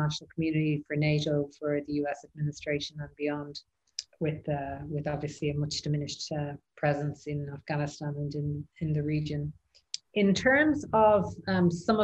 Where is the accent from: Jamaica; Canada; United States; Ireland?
Ireland; I'm Irish, and obviously we had our issues in Northern Ireland for several decades.